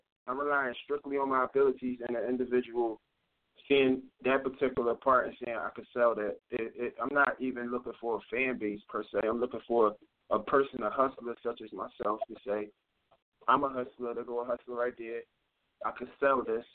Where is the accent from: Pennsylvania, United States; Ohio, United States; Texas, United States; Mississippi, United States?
Pennsylvania, United States; Philadelphia; now in New Jersey, United States; I'm from Philly. I'm from 28th Street. I tell people, you know, my neighborhood is big.